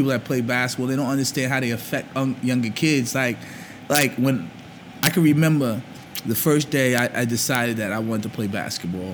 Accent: Jersey City, New Jersey, United States; also born or lived in Harlem, New York; Born in Harlem, moved to Jersey City at probably at age 5

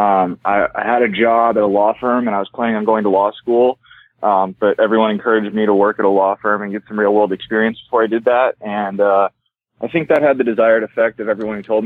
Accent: near Irvine, California, United States; moved away as an adult; also born or lived in Los Angeles, California; that's the improv closest to my hometown

